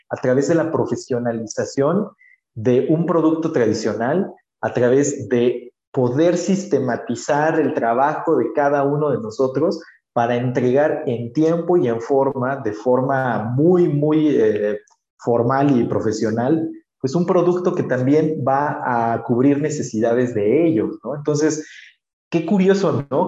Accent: Oaxaca, Mexico; yo soy de Oaxaca, México

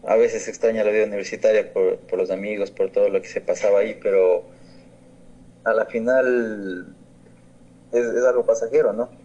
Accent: Ecuador; en mi país, en Ecuador

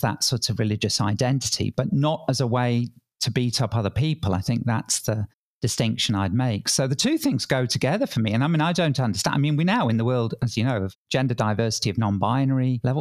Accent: England, United Kingdom; accent: English; now in Sydney, Australia; I grew up in England, probably tell from my accent

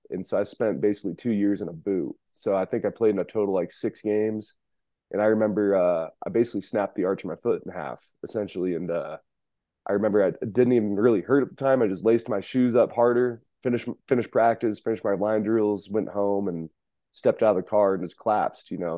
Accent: Reno, Nevada, United States; born and raised in Reno, Nevada

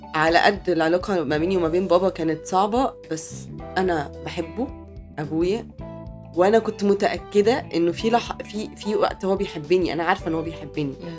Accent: Mansoura, Dakahlia, Egypt; احنا من المنصوره

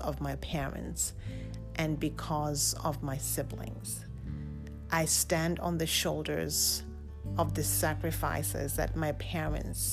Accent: Lusaka, Lusaka Province, Zambia; I was born and raised in Lusaka, Zambia

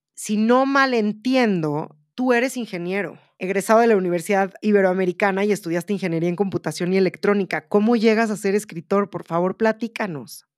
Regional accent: Mexico; como escritora mexicana

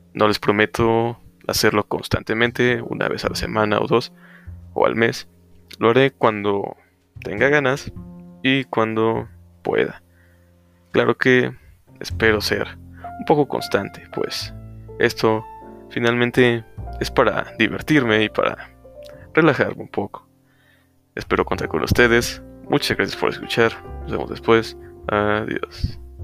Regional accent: Mexico; yo soy mexicano

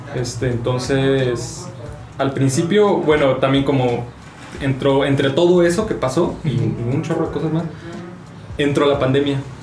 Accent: Chihuahua, Mexico; moved away as an adult; now in Mexico City, Mexico; soy de Chihuahua, tengo 25 años

